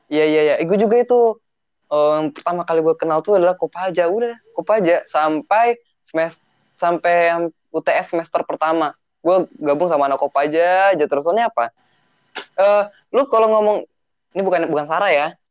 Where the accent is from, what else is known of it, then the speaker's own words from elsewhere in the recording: South Tangerang, Banten, Indonesia; moved away as an adult; now in Padang, Indonesia; gue rumah gue di Melati di BSD